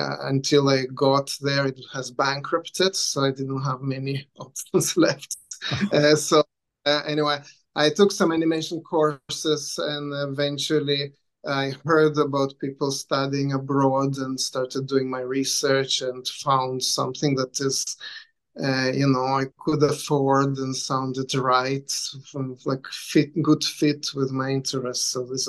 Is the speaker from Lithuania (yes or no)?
yes; Lithuania; also born or lived in Israel; now in Vancouver, Canada; I was born in Lithuania, and then I lived in Israel for a while, and I came to Vancouver to study animation.